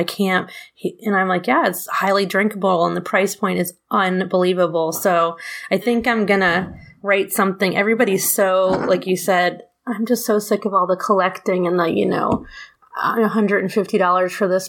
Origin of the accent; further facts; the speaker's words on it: New York, United States; I'm also a New Yorker originally. Mm-hmm. And us New Yorkers love our rye.